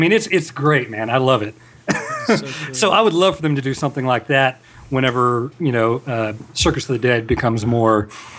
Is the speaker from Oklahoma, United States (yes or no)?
no; Odessa, Texas, United States; also born or lived in Austin, Texas; I'm from Odessa, Texas.